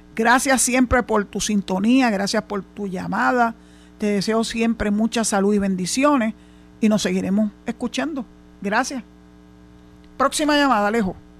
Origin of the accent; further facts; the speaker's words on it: San Juan, Puerto Rico; nacido y criado en San Juan